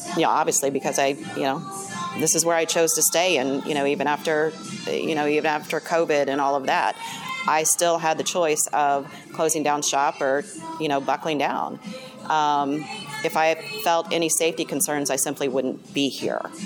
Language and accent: English; Indiana, United States; also born or lived in California; I was born and raised in Indiana. I lived in California for a few years